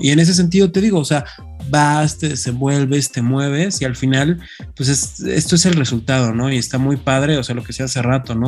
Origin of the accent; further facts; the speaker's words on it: Mexico; ser mexicanos, sino ya como latinos